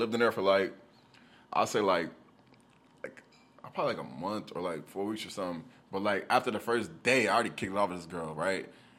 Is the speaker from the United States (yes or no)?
yes; the South, United States; I'm from the South. That's all, like, you know, everybody got personality, so.